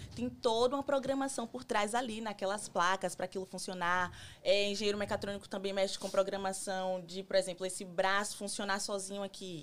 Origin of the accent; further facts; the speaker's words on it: Salvador, Bahia, Brazil; moved away as an adult; now in United States; eu sou de Salvador, Bahia